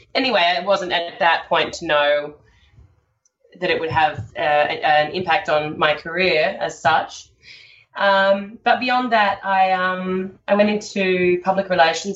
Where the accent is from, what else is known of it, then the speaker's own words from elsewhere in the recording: Sydney, New South Wales, Australia; I grew up in Sydney and I uh, had a, a, lovely upbringing